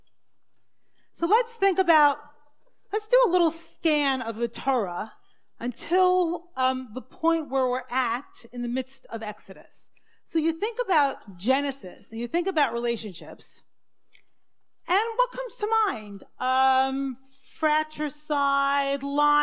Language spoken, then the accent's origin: English; Brooklyn, New York, United States; I grew up in the Syrian Jewish community in Brooklyn.